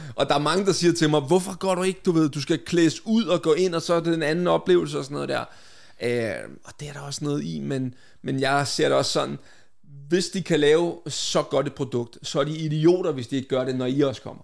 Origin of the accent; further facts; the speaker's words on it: Vestegnen, Capital Region of Denmark, Denmark; min opvækst på Vestegnen